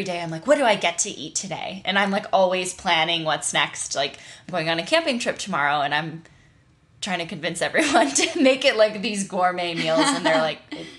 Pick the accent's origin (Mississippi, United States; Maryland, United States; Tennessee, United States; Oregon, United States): Tennessee, United States; Nashville; also born or lived in Wyoming; born and raised in Wyoming. My family moved to Nashville, Tennessee. I kind of grew up there, basically.